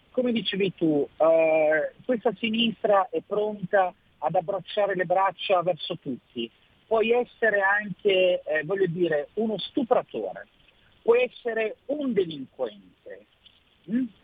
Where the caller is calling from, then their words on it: Milan, Lombardy, Italy; ciao Sammy, sono …, sono da Milano.